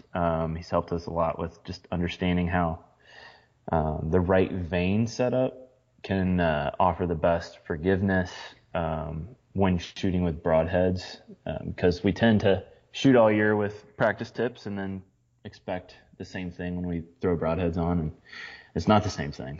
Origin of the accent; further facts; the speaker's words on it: Midwest, United States; growing up in the Midwest, hunting in the Midwest